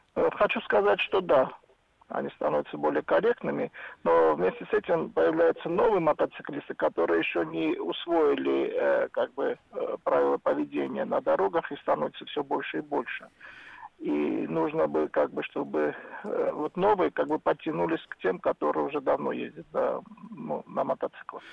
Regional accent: Moscow, Russia; я из Москвы

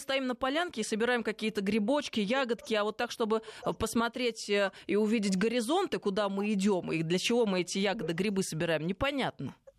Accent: Tver, Tver Oblast, Russia; moved away; я вот сейчас только что из Твери приехала, откуда я родом

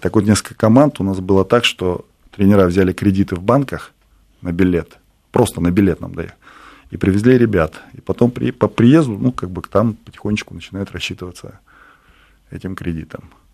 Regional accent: Bishkek, Kyrgyzstan; я сам родом из Киргизии

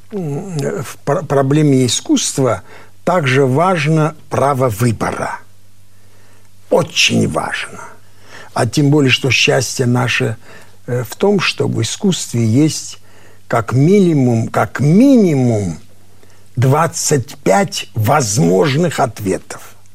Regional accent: Armenia; Что я армянин, и ты армянин, да?

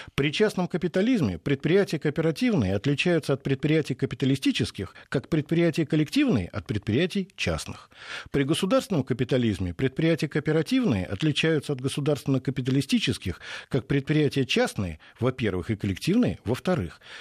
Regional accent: Moscow, Russia; Я вот как уроженец Пресни

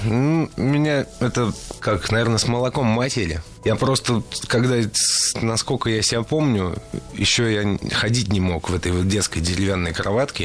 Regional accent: Saint Petersburg, Russia; я родился в Питере

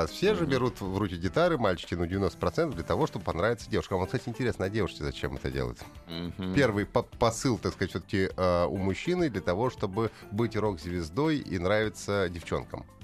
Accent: Yekaterinburg, Sverdlovsk Oblast, Russia; Урал я очень горжусь да, тем, понятно. что я Уралмашевская.

